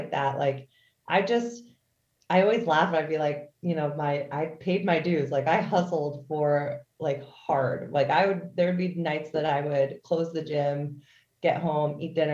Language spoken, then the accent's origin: English; Philadelphia area, Pennsylvania, United States; also born or lived in Chicago, Illinois / Boston, Massachusetts; I was born in Chicago, but I've lived in like Pennsylvania and like the Philadelphia area majority of my life